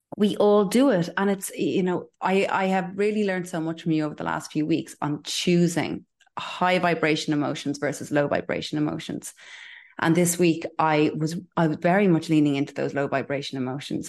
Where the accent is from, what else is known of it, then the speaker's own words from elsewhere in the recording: Ireland; I'm Irish